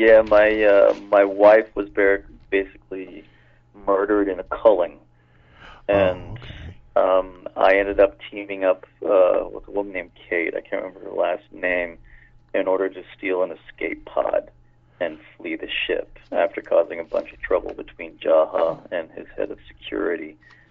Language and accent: English; Toronto, Ontario, Canada; moved away as an adult; also born or lived in Los Angeles; now in Vancouver, Canada; Originally, I'm from Toronto.